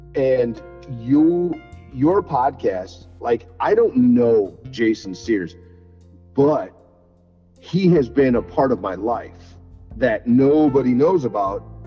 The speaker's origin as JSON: {"language": "English", "town": "Sycamore", "region": "Illinois", "country": "United States", "also_born_or_lived": "Sandwich, Illinois", "moved": "yes", "said": "I'm, from Sycamore"}